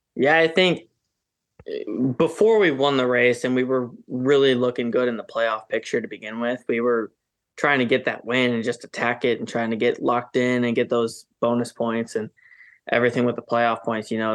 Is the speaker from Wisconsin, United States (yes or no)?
yes; Wisconsin, United States; now in North Carolina, United States; that's my home state.